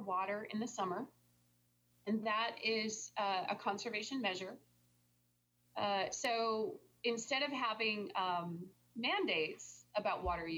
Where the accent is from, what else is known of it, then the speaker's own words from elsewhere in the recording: Tempe, Arizona, United States; I'm from here. I'm from Tempe, Arizona